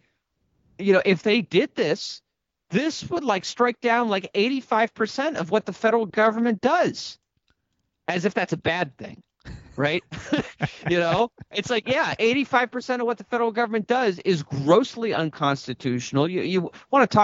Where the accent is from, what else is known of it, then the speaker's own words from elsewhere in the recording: Maine, United States; Maine playing a role in that, my home state